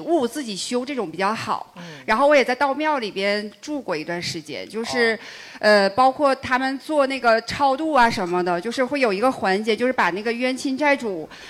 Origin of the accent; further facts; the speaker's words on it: Northeast China, China; 我是东北人